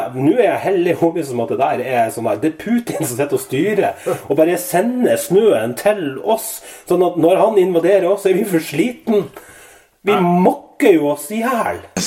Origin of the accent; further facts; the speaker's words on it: Northern Norway, Norway; now in Trondheim, Norway; Jeg er født, oppvokst i Nord-Norge